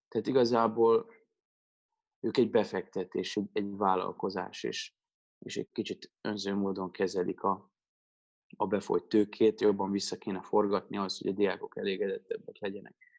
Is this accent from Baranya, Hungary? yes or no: yes; Pécs, Baranya, Hungary; moved away; also born or lived in Budapest; én Pécsi vagyok